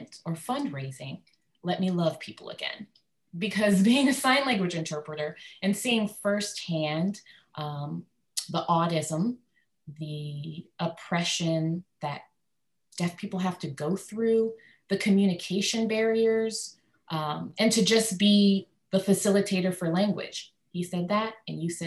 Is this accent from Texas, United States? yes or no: yes; Dallas, Texas, United States; first language English; I'm from Dallas, Texas